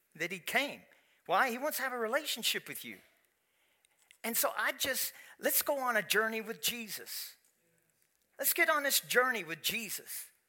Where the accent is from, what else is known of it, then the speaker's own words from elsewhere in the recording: Kentucky, United States; I am from Kentucky